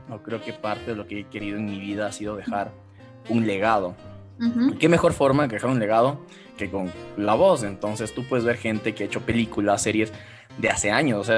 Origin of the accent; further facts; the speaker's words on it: Quito, Pichincha, Ecuador; vivo en {S2} Ecuador, en Quito, en la capital. Aquí en mi país, bueno, soy abogado